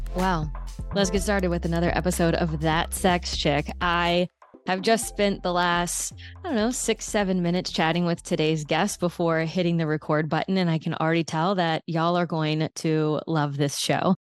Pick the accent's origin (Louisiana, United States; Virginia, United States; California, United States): Louisiana, United States; South; I grew up in South Louisiana